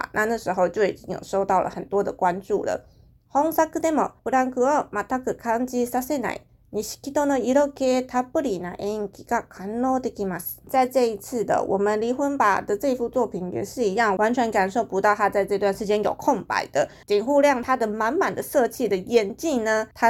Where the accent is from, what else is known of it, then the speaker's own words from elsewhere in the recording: Taiwan; 我觉得日本人他们的形容有一些东西真的是看得很细节，就是那个角度视野，可能我们台湾人是不会注意到。